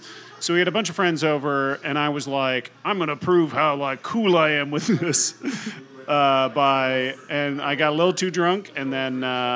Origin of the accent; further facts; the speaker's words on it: Fort Wayne, Indiana, United States; moved away; my hometown in Fort Wayne, Indiana